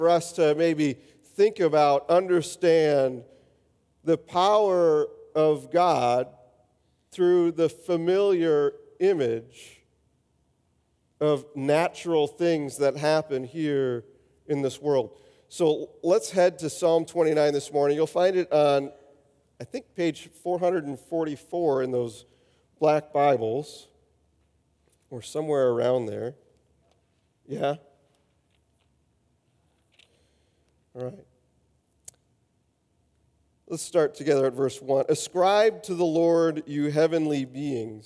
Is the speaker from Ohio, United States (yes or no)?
no; Wisconsin, United States; Growing up in Wisconsin